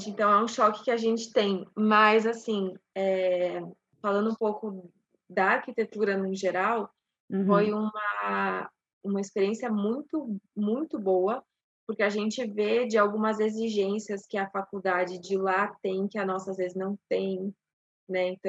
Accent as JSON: {"language": "Portuguese", "region": "São Paulo", "country": "Brazil", "lives_now": "Curitiba, Brazil", "said": "eu moro em Curitiba desde 2002. A gente é de São Paulo, interior"}